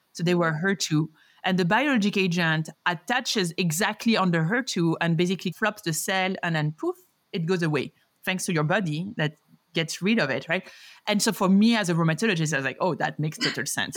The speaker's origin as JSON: {"language": "English", "town": "Paris", "region": "Île-de-France", "country": "France", "also_born_or_lived": "New York City, United States", "moved": "as an adult", "lives_now": "Denver, United States", "said": "a Parisian and New Yorker"}